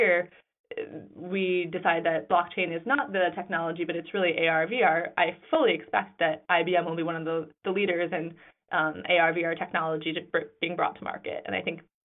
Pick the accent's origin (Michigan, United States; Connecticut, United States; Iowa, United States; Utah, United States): Michigan, United States; Grand Rapids; now in New York, United States; I was born and raised in Grand Rapids, Michigan